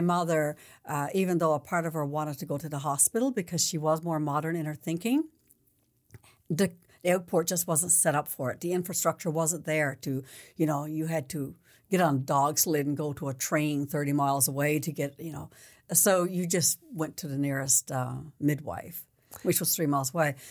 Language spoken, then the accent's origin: English; Newfoundland and Labrador, Canada; I was born there